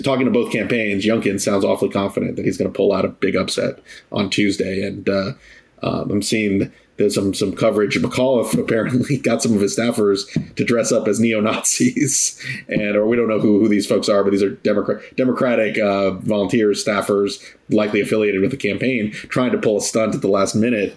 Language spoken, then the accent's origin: English; Virginia, United States; Virginia, my home state